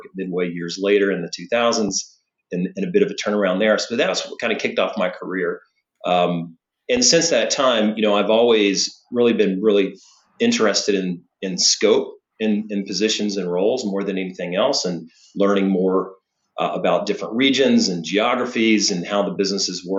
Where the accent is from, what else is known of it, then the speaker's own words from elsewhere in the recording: the South, United States; moved away as an adult; also born or lived in New York; I'm from the South originally